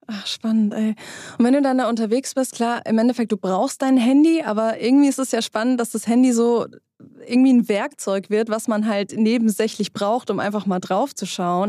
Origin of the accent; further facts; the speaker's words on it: Germany; also born or lived in Hesse; bei uns in Deutschland